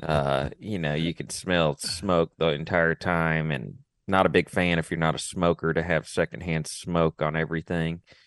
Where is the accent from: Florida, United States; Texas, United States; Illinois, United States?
Texas, United States; I'm from Texas